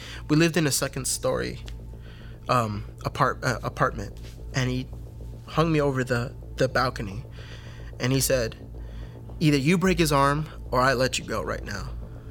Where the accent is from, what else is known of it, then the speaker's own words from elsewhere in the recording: Fairfax, Virginia, United States; I am originally from Fairfax, Virginia, born of Hispanic parents. My parents are both El Salvadorian.